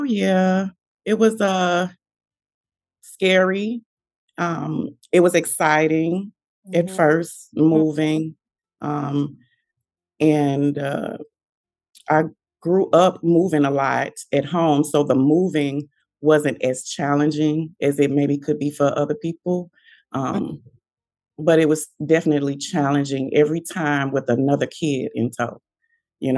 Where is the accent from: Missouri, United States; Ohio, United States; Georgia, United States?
Missouri, United States; St. Louis; moved away as an adult; also born or lived in Millington, Tennessee / Memphis, Tennessee; now in Virginia Beach, United States; I'm originally from St. Louis, so I left St. Louis and went to Millington, Tennessee